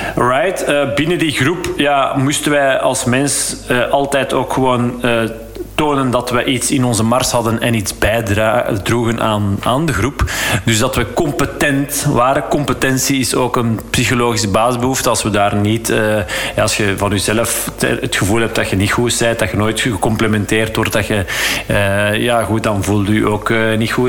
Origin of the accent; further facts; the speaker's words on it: Flanders, Belgium; als Vlaming